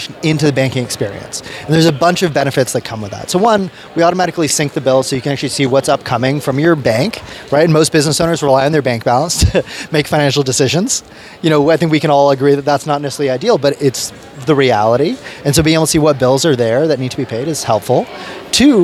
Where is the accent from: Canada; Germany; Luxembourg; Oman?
Canada; also born or lived in United Kingdom; I was originally born in the UK, and I moved to Canada when I was like 4 years old